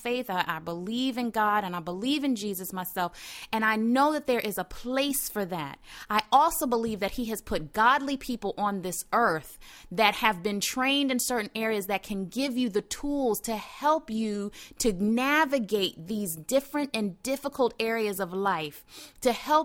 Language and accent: English; the South, United States; I'm from the South